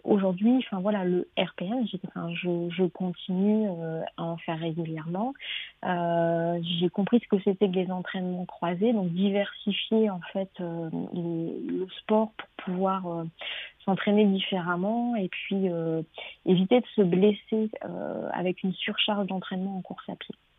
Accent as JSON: {"language": "French", "area": "Nord", "region": "Hauts-de-France", "country": "France", "moved": "yes", "said": "je suis du Nord"}